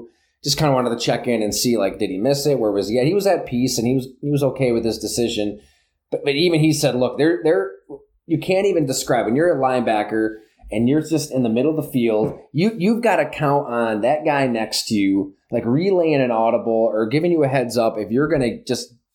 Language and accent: English; Salamanca, New York, United States; moved away as an adult; also born or lived in Green Bay, Wisconsin / Buffalo; I grew up in the Southern Tier, Salamaca, went to school at Ellicottville